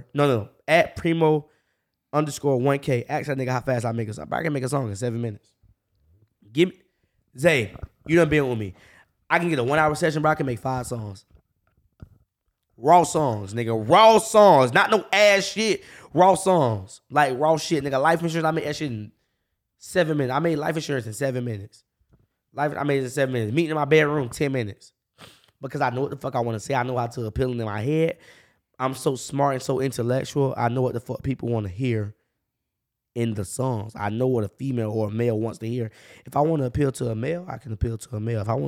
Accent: Jacksonville, Florida, United States; I grew up on the north side

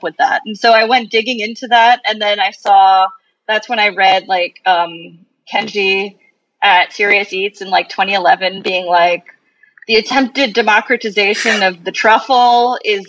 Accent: Long Island, New York, United States; moved away as an adult; also born or lived in Brooklyn, New York; now in Puerto Rico; I grew up on Long Island

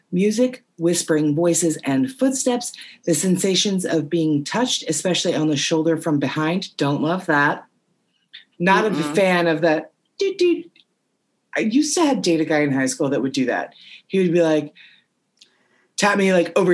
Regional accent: Payson, United States; Payson is my hometown. Hello, I come from a family of cowboys

